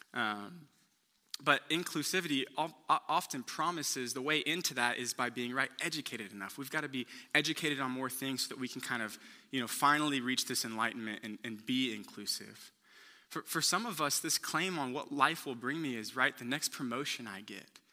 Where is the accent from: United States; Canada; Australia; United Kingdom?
United States; Houston, Texas; I'm from Houston